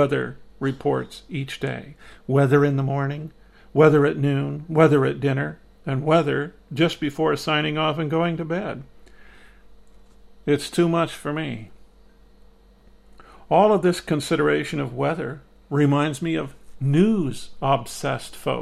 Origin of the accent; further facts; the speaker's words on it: Midwest, United States; Growing up in the Midwest